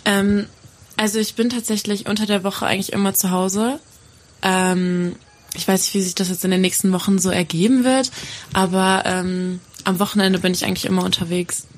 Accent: Gerlingen, Sauerland, North Rhine-Westphalia, Germany; also ich komme aus Gerling, heißt das. Das ist im Sauerland.

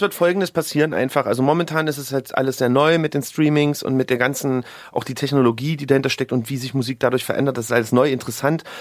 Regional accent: Leipzig, Saxony, Germany; moved away; meine alte Heimat

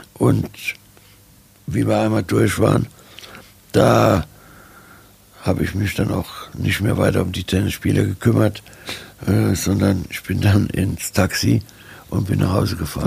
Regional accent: Germany; Ich bin auch äh, Deutscher

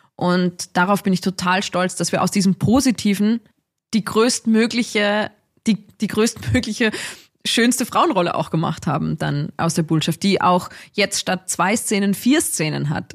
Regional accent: Dorfgastein, Salzburg, Austria; ich komme aus Dorfgastein. Also das ist so, mhm. mhm. das ist schon irgendwie so mein, ja, mein Orientierungspunkt im Leben irgendwie, dass ich daherkomme, aus den Bergen, sehr naturverbunden aufgewachsen

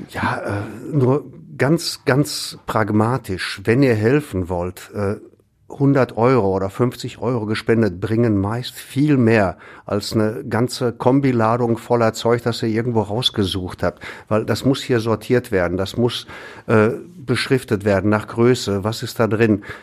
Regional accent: Essen, North Rhine-Westphalia, Germany; ja, nur wenn ich jetzt als Essener sage, ja, ich will ganz schnell helfen, Kohle spenden.

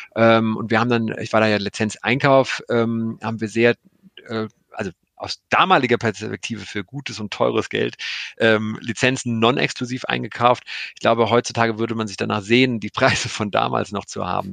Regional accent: Cologne, North Rhine-Westphalia, Germany; ich komme ja aus Köln

